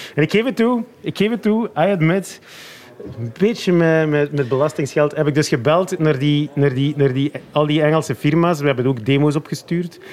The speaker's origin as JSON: {"language": "Dutch", "region": "Flanders", "country": "Belgium", "said": "als Vlaming met de voeten in de klei"}